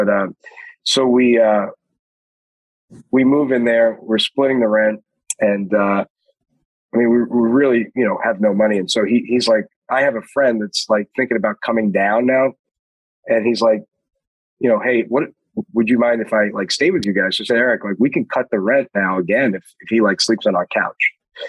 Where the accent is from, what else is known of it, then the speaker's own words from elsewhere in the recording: Queens, New York, United States; and I'm from Queens, you know.